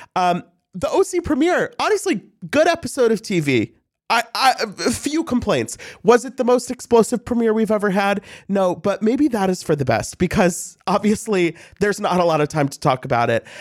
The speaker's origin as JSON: {"language": "English", "town": "St. Louis", "region": "Missouri", "country": "United States", "said": "I'm from Saint Louis."}